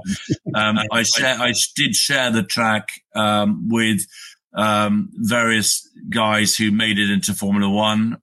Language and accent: English; United Kingdom; I'm a Brit. I live in the UK